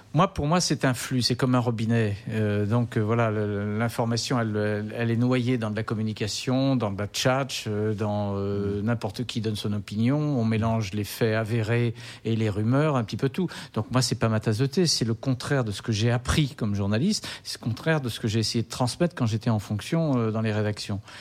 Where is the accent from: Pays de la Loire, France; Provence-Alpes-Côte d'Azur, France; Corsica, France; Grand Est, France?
Pays de la Loire, France; Nantes; also born or lived in Languedoc; je suis né à Nantes et j'étais bercé au muscadet au gros plan